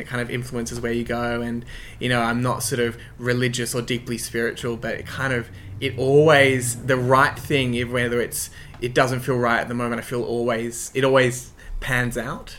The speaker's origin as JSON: {"language": "English", "town": "Sydney", "region": "New South Wales", "country": "Australia", "tie": "born or raised there", "also_born_or_lived": "Croydon Park / North Strathfield", "said": "i grew up in ashfield in um, the inner west of sydney"}